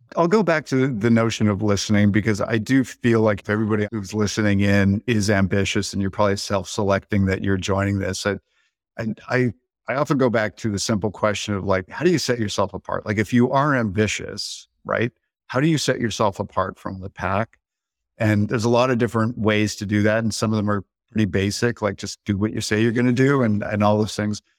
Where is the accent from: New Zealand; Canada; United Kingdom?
Canada; now in United States; I am Canadian by birth. I live in the States, dual citizen